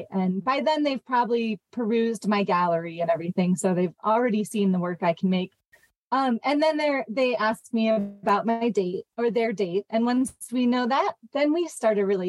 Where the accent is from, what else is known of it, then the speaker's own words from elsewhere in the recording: Jackson Hole, Wyoming, United States; also born or lived in Montana; I grew up in Montana and Wyoming. I was actually born in Jackson Hole and lived there until I was about 10